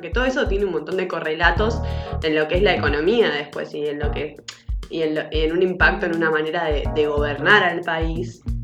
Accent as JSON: {"language": "Spanish", "country": "Argentina", "said": "como argentino, eh, afuera de Argentina"}